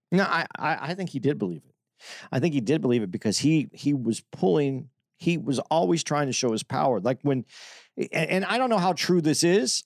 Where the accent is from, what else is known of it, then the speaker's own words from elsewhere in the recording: Phoenix, Arizona, United States; I'm from Phoenix